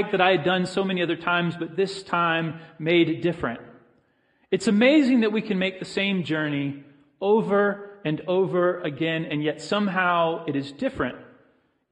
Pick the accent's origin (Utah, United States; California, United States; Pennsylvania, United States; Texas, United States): Texas, United States; also born or lived in Florida; I grew up in Texas and Florida